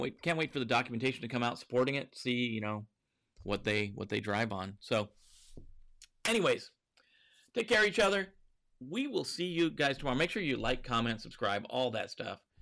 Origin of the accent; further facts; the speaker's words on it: Montana, United States; growing up in Montana